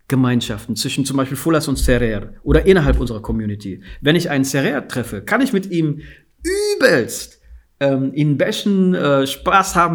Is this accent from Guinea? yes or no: yes; Guinea; als ich gesagt habe, ich bin aus Westafrika, aus Guinea, ich bin Fuller